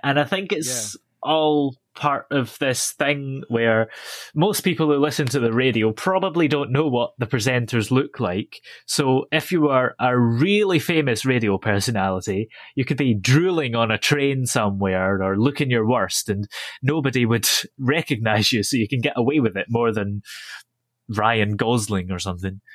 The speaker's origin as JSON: {"language": "English", "town": "Stirling", "region": "Scotland", "country": "United Kingdom", "tie": "born or raised there", "said": "I was born in Stirling and live not too far from there."}